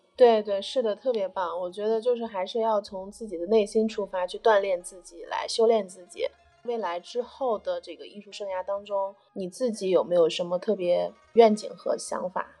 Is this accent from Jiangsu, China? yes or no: no; Baoji, Shaanxi, China; moved away; 我们宝鸡这边